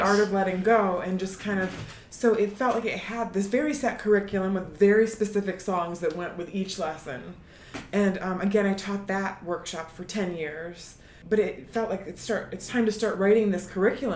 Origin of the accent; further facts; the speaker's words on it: Syracuse, New York, United States; I'm from Syracuse.